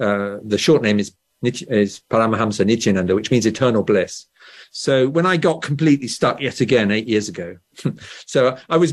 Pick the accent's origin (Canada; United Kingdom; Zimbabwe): United Kingdom; England; born or raised there